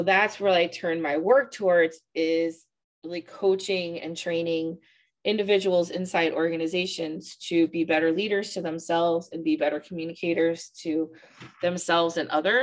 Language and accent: English; St. Louis, Missouri, United States; also born or lived in Virginia; I grew up in the county, moved to the city and made the city my home